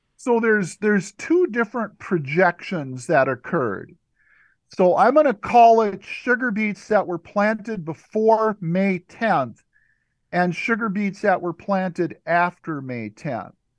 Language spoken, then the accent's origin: English; Stearns County, Minnesota, United States; I'm a Minnesota native. I grew up in Stearns County, Minnesota